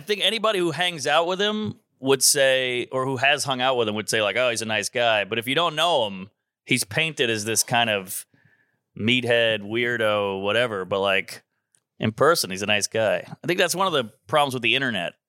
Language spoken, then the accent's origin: English; New Orleans, Louisiana, United States; moved away as an adult; also born or lived in Baton Rouge; now in New York, United States; New Orleans